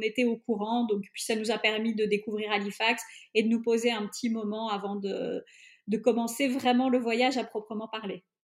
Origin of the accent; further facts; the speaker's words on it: Belgium; je suis belge mais d'origine hongroise, mon papa est hongrois